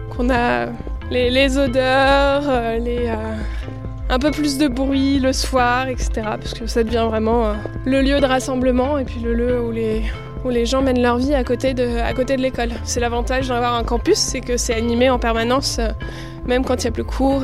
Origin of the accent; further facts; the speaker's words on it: Lyon region, Auvergne-Rhône-Alpes, France; moved away as an adult; now in Cachan, France; je suis née à Lyon, enfin en région lyonnaise. Euh, j'ai passé toute ma vie là-bas